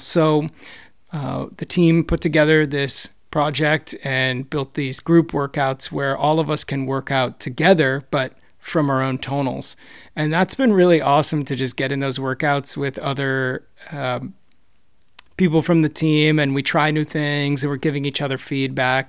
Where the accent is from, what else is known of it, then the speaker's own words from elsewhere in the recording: East Coast, United States; moved away as an adult; also born or lived in New York; now in San Francisco Bay Area, United States; I grew up on the East Coast and, uh, lived in New York for a while